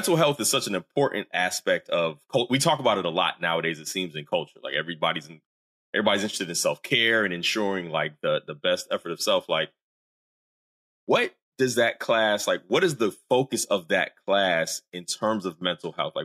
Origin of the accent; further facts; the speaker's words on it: the South, United States; I'm a Southerner.